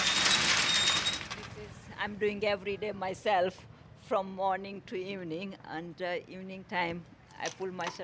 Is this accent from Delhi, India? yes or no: no; Gujarat, India; English is a second language; moved away as an adult; also born or lived in Peckham, London; now in London, United Kingdom; But in India, I grew up in a small village. It's in the Gujarat states. And I came here in 1989 to get married to my husband.